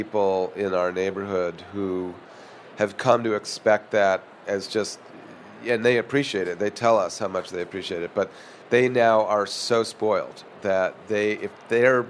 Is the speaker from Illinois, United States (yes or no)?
yes; Chicago, Illinois, United States; also born or lived in Philadelphia / Boston; now in San Francisco, United States; I was born in Philadelphia, lived in Boston until I was six, and then grew up in Chicago